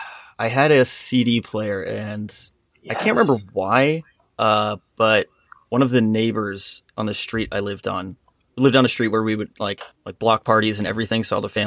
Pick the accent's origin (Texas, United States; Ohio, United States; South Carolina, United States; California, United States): California, United States; La Cañada Flintridge; also born or lived in Oregon; I grew up in L.A., specifically a little town next to Pasadena called La Cañada.